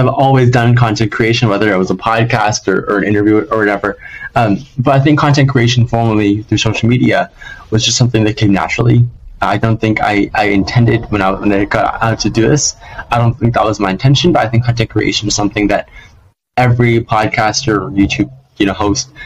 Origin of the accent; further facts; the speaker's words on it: Los Angeles, California, United States; LA, my hometown